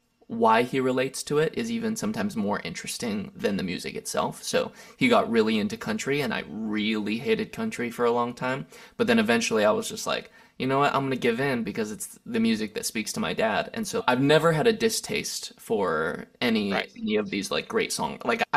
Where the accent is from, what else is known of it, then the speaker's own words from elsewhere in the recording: Lancaster, California, United States; also born or lived in Santa Barbara; now in Los Angeles, United States; I grew up in Lancaster, California. It's a pretty large desert town north of Los Angeles. Spent 18 years there, then 11 years in Santa Barbara, California.